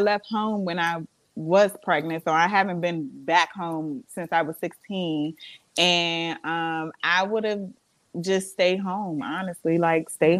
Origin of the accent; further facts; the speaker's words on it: Montgomery County, Maryland, United States; also born or lived in Florida; I was raised in Florida, but I grew up in Maryland. I'm a Maryland girl at heart. I was born here